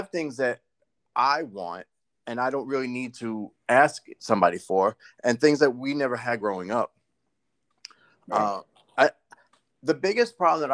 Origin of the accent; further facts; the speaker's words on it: New York, United States; we grew up in New York.